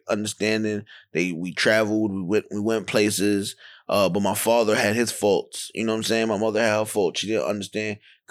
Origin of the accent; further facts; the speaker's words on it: New York City, New York, United States; I'm from Van Dyke Projects in Brownsville, Brooklyn.